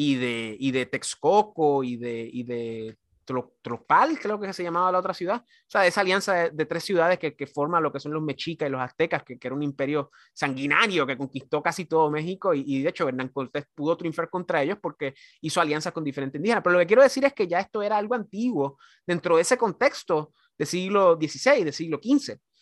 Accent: Puerto Rico; yo como caribeño y como, como puertorriqueño, antillano

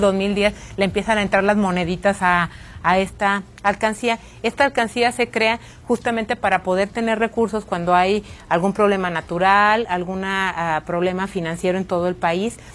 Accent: Guanajuato, Mexico

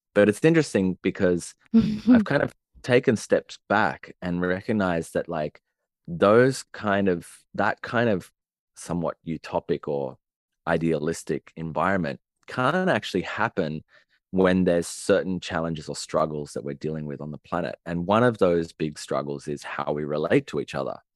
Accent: Sydney, New South Wales, Australia; I grew up in Sydney, in the city, and on, in the suburbs

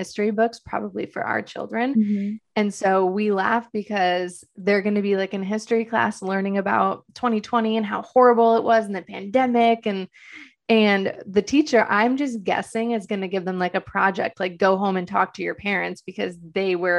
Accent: Detroit, Michigan, United States; moved away as an adult; now in Los Angeles, United States; I'm originally from Detroit, Michigan

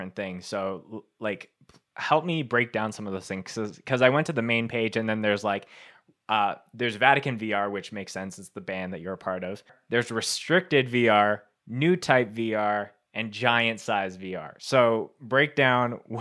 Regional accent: Canada; growing up, it's like, you know, like being Canadian

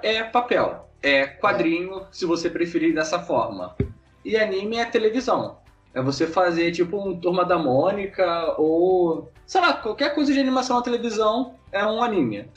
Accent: Rio de Janeiro, Brazil; A gente é do Rio de Janeiro. Só que, tipo, eu não moro no centro do Rio de Janeiro, tipo, na parte nobre. Eu moro numa parada mais afastada, Campo Grande

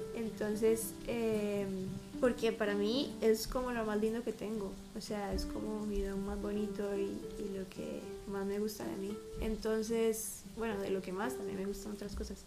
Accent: Costa Rica; soy Tica de Costa Rica

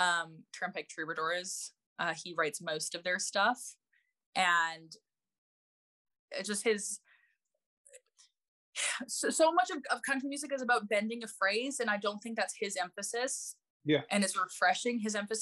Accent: Chicago, Illinois, United States; born there; So but I was born in Chicago, kind of by fluke, but because of that I have an American passport.

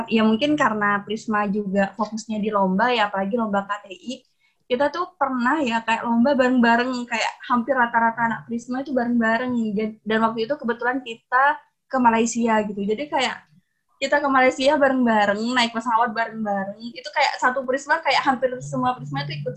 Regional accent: Pamekasan, East Java, Indonesia; organisasi di Fordaku, namanya FKMP atau Forum Komunikasi Mahasiswa Pamekasan. Karena kebetulan kan aku asal dari Pamekasan.

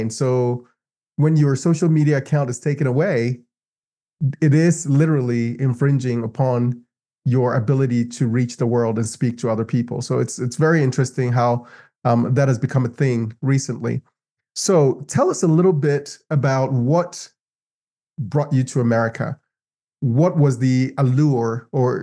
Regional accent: Ghana; moved away as an adult; also born or lived in Los Angeles; now in United States; I moved from Ghana. Ghana is my homeland

